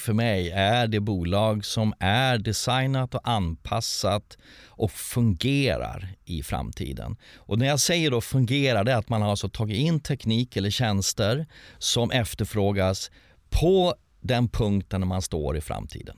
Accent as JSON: {"language": "Swedish", "country": "Sweden", "said": "som svensk"}